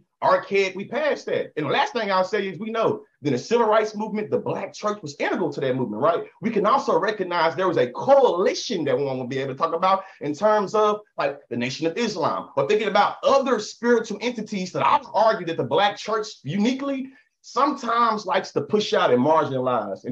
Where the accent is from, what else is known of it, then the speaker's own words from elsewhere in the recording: the South, United States; As a Southerner